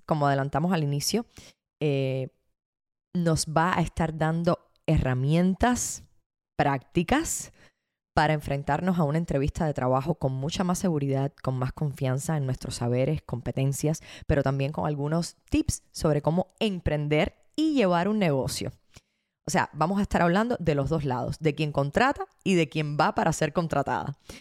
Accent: Havana, Cuba; moved away; a La Habana, a mi tierra

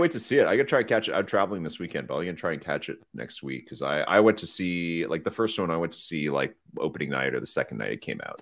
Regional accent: Canada; we're Canadian

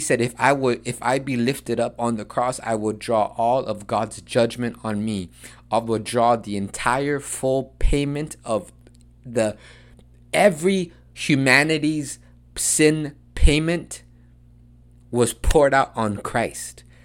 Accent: United States; accent: Chicano; English is a second language

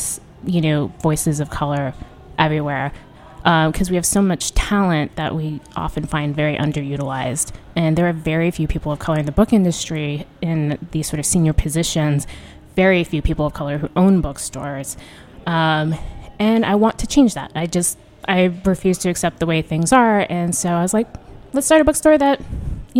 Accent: New Mexico, United States; moved away as an adult; also born or lived in New York City; now in Washington, D.C., United States; I'm from New Mexico, which is like one of the only majority brown states in the country. And that's pretty much what it's like at home

